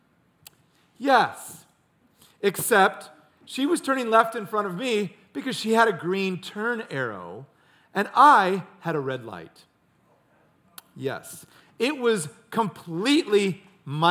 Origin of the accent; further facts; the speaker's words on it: Ames, Iowa, United States; I grew up in Ames, Iowa